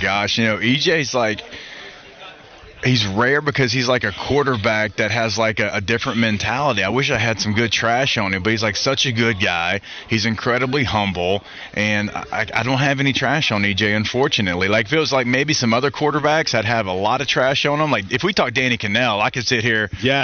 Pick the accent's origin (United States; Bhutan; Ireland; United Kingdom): United States; Louisiana; moved away; also born or lived in San Diego; growing up in Louisiana